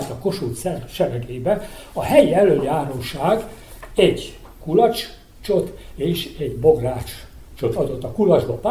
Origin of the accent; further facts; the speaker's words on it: Karcag, Jász-Nagykun-Szolnok, Hungary; Na most mi Karcagról származunk, és a karcagiak egy, ugye minden évben tartanak ilyen nagy birkafőző versenyt